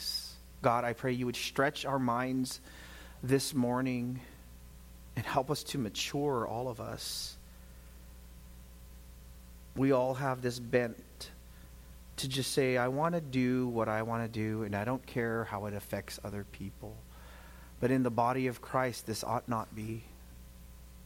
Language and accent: English; United States; as an American